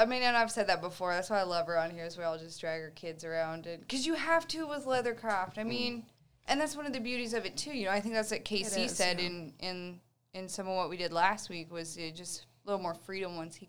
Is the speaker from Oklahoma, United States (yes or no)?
yes; Tulsa, Oklahoma, United States; I'm from Tulsa, which as much crap as Dustin gives me for it, I love Tulsa because I grew up from like the age of 15.